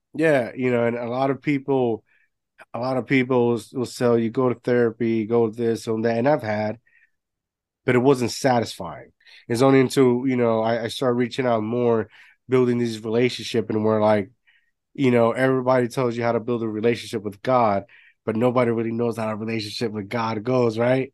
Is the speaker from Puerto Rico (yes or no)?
yes; Puerto Rico; moved away; growing up my, my grandparents had a had a bar growing up in Puerto Rico